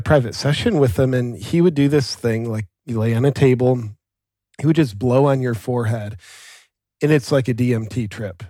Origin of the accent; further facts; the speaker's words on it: Ohio, United States; moved away as an adult; also born or lived in Southern California; now in Austin, United States; I grew up in Ohio on acreage kinda out in farm country